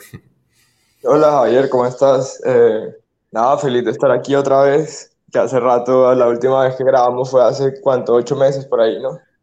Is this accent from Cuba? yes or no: no; Colombia; soy un muchacho colombiano